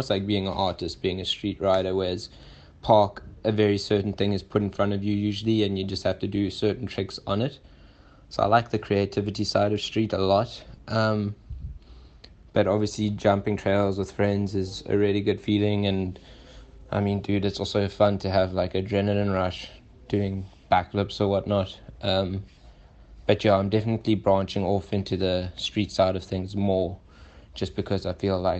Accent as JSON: {"language": "English", "country": "South Africa", "said": "I come from South Africa"}